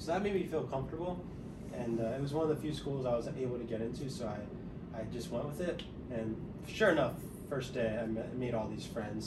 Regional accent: New Jersey, United States; moved away as an adult; also born or lived in Kutztown, Pennsylvania; now in Las Vegas, United States; where I grew up in Central Jersey

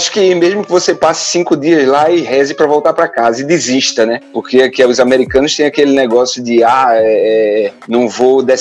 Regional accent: Arapiraca, Alagoas, Brazil; Velho, eu sou alagoano, né? Eu nasci em Arapiraca, Alagoas. Na minha época de menino, lá era terra do fumo.

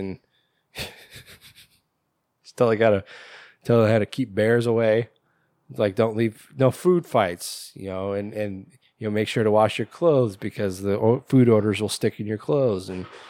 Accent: Minnesota, United States; I'd never even heard of this thing before. I'm from Minnesota.

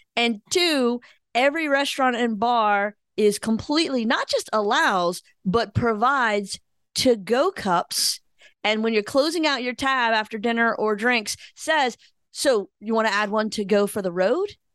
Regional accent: Louisiana, United States; we grew up in Louisiana, so we're y'allers also.

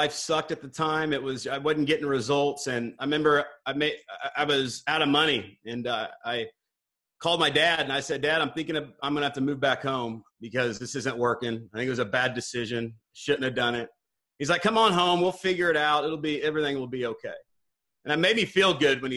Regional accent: Northwest Missouri, United States; now in Dallas, United States; I grew up in Northwest Missouri. I live in Dallas, Texas now

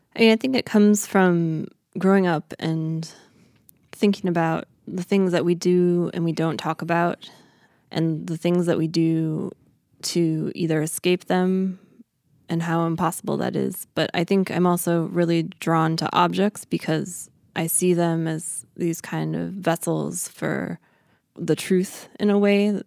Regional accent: Chicago suburbs, Illinois, United States; moved away as an adult; also born or lived in Boulder, Colorado; my childhood growing up in the Chicago suburbs

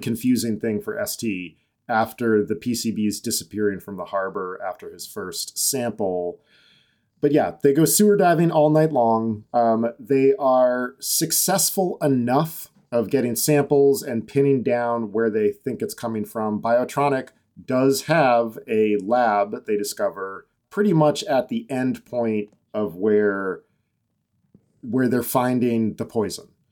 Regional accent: Massachusetts, United States; born basically in my hometown.

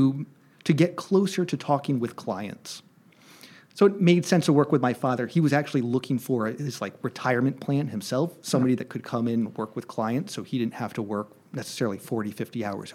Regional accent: Hartford, Connecticut, United States; I come from the Hartford area in Connecticut

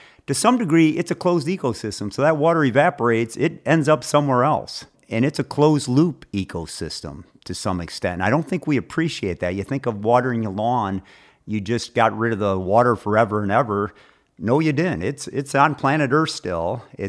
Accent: Michigan, United States; I am from Michigan.

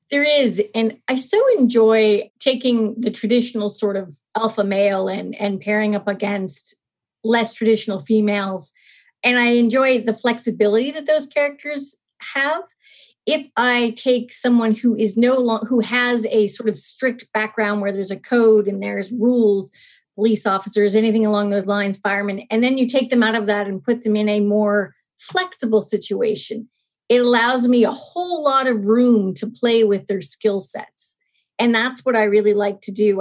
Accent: Nova Scotia, Canada; I'm actually from Nova Scotia. So, I did grow up outside of a city in a more what we used to call sub suburban setting in Canada

